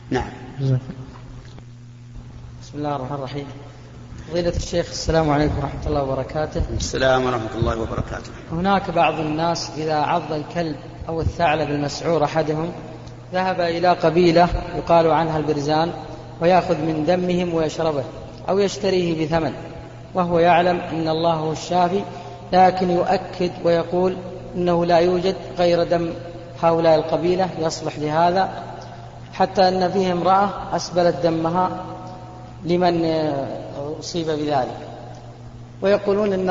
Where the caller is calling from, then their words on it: Kuwait; جيناك من الكويت